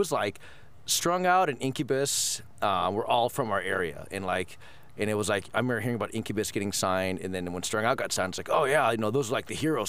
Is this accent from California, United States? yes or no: yes; Thousand Oaks, California, United States; born or raised there; also born or lived in Florida / Colorado